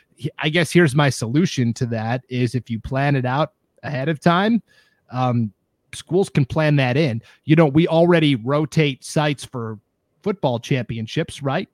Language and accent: English; Montana, United States; now in Idaho, United States; I'm from Montana